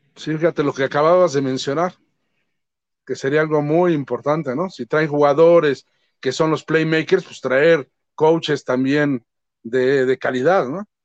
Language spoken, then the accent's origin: Spanish; Mexico; así somos los mexicanos